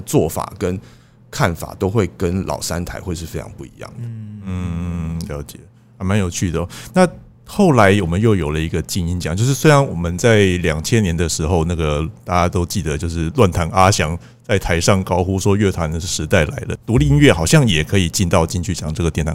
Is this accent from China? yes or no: no; Taiwan; 我们台湾